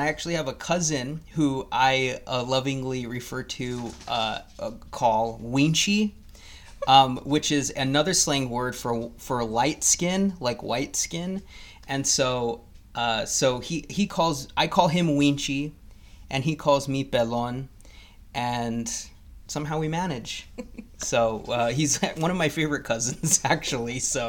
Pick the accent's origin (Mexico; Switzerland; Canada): Mexico; And I'm actually Mexican, if you couldn't tell from my accent, but I am, and also the brown skin, I don't know if it comes through on the through the microphone, but I am Mexican.